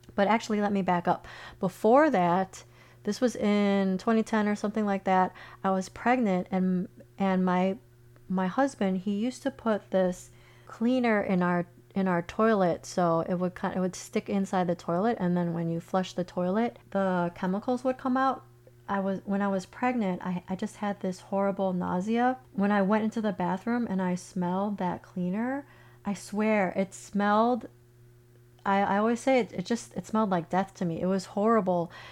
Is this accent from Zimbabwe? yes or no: no; Chicago, Illinois, United States; moved away as an adult; now in Florida, United States; I grew up in Chicago. I lived in Chicago most of my life where it's cold